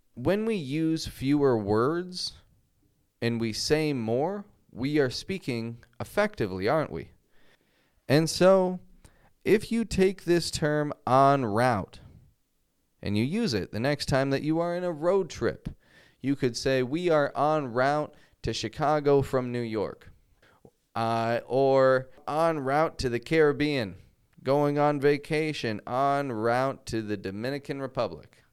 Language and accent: English; Toronto, Ontario, Canada; now in Mexico; I'm from Toronto.